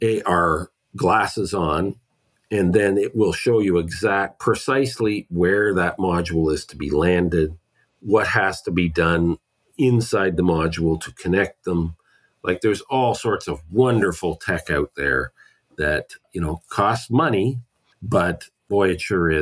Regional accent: Canada; I'm Canadian

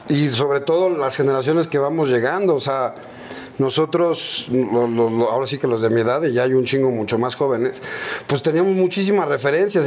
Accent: Mexico City, Mexico; crecimos, nuestra infancia fue en la Aéreos de Chulubusco ahí en la Viga y Ermita.

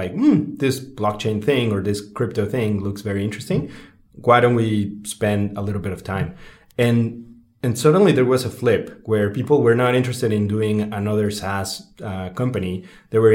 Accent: Mexico City, Mexico; growing up in Mexico City

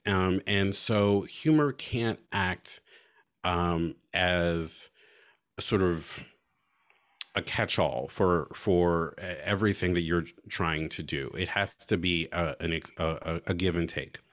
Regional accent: United States; as an American, as a citizen

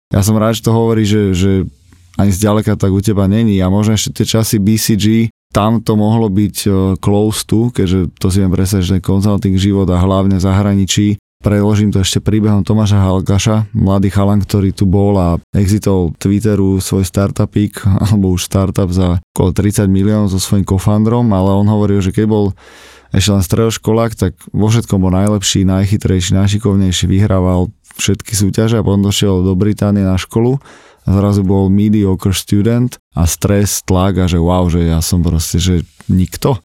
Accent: Slovakia; aj na Slovensku my sme veľmi statusový národ, aj keď e, možno sa tvárim, že sme skromní Slováci

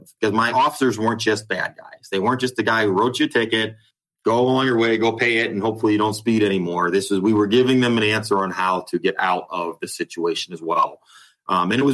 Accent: Ohio, United States; moved away as an adult; also born or lived in Dallas, Texas; now in Carrollton, United States; I'm from Ohio

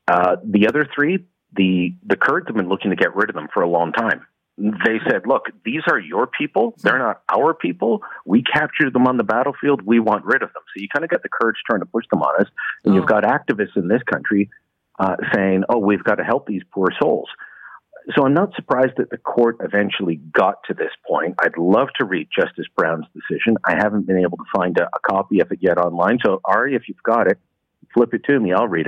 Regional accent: Canada; I was born in Canada. My parents are from the UK. I went to the UK to visit family. I could have a passport from there if I wanted it.

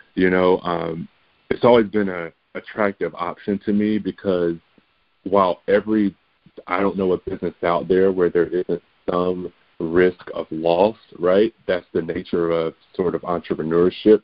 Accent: Kinston, North Carolina, United States; also born or lived in Pennsylvania; I was raised in Kinston, North Carolina, you know, small town with you know just a little bit over twenty thousand residents

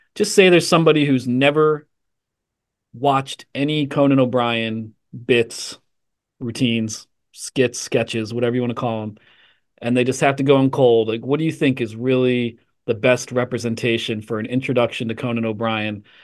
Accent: Ambler, Pennsylvania, United States; also born or lived in Cleveland, Ohio / Ravenna, Ohio; native of Cleveland, Ohio, but moved to Ambler, Pennsylvania when I was about two years old

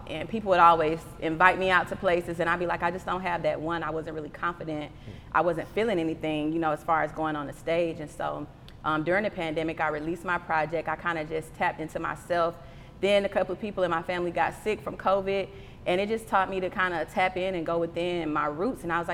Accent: Atlanta, Georgia, United States; also born or lived in Jacksonville, Florida; When we first moved to Atlanta, I was born in Jacksonville. So when we first moved to Atlanta, we stayed in Wildwood off of Fairburn Road. Shout out, Westside. I went to LP Miles Elementary

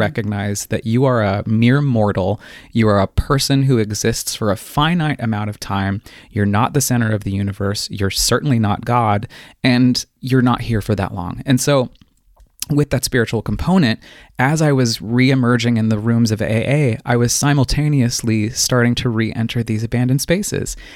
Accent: Colorado Springs, Colorado, United States; I was born and raised in the mountains, uh, the foothills, rather, of the Rockies in Colorado Springs

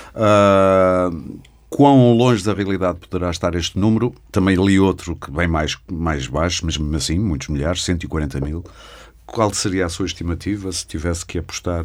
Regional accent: Porto, Norte, Portugal; Eu sou do Porto

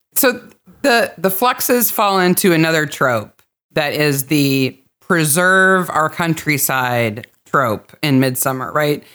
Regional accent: United States; I'm an American

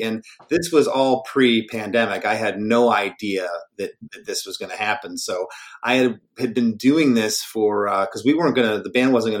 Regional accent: Michigan, United States; born there; I was born in Michigan in 1973.

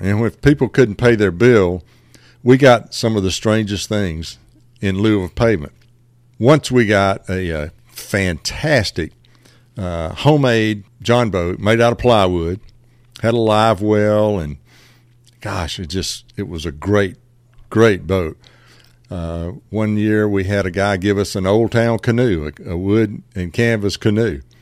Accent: Bradley, Georgia, United States; I grew up about, uh, fifteen miles outside of Macon in Jones County, a little community called Bradley

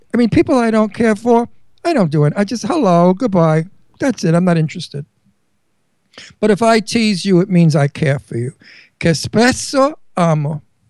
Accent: Verona, Veneto, Italy; English is a second language; Cinzia's like me. We're from Verona, Italy. You know, Venice. We're Venetian.

